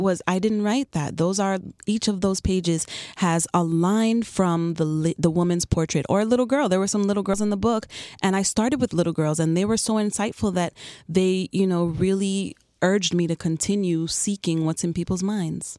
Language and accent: English; New York City, New York, United States; moved away as an adult; also born or lived in Chicago / South Florida; now in Miami, United States; I'm originally from Queens, New York.